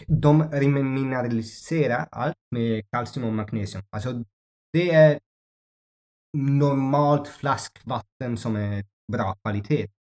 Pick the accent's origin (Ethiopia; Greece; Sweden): Ethiopia; Swedish is a second language; now in Mallorca, Spain; jag växte upp i Etiopien